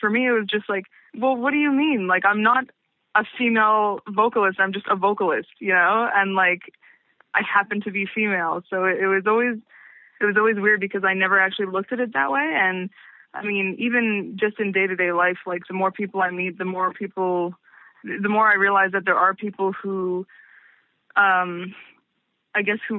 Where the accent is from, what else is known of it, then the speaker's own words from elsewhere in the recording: Montreal, Quebec, Canada; Yeah, I was born in Montreal, and I've lived in Montreal my entire life, and totally lived in like one house until I moved into my apartment a few years ago.